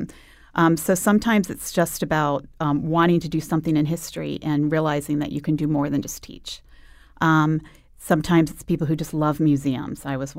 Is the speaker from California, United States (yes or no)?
no; Virginia, United States; also born or lived in Boston / Arizona; now in Connecticut, United States; I moved here from, I grew up in Northern Virginia, Boston, then I got here from Arizona, so big circuitous route.